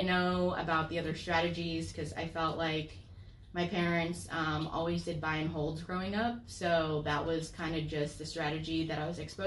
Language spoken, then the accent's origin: English; Florida, United States; I'm from Florida, born and raised